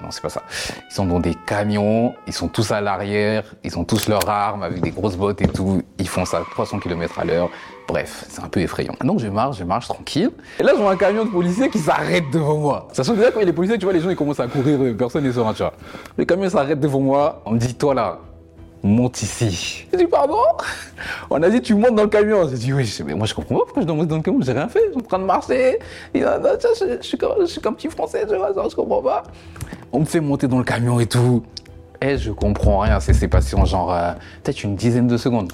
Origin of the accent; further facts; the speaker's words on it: France; je suis français, je suis français